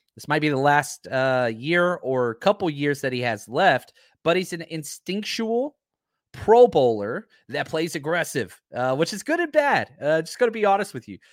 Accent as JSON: {"language": "English", "town": "Dallas", "region": "Texas", "country": "United States", "said": "I'm a Mavs guy, I'm from Dallas"}